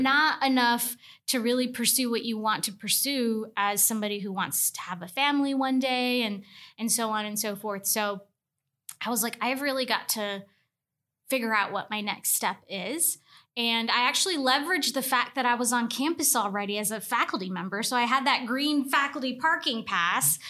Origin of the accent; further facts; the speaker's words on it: Tuscaloosa, Alabama, United States; I was from Tuscaloosa, and I didn't wanna go to the school in the backyard